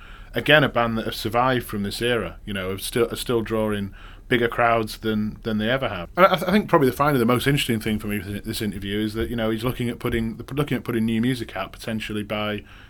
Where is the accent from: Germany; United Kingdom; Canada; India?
United Kingdom; Manchester, North West England; I'm from Manchester, apparently if I'd go back to Manchester within a couple of days, I'd be talking more Mancunian because you kind of soak it up.